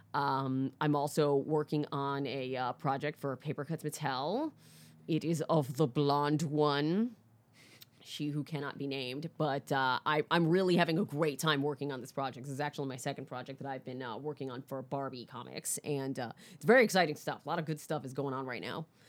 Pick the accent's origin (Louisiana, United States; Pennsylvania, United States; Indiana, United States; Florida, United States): Florida, United States; Orlando; also born or lived in Bronx, New York; I grew up in, uh, Florida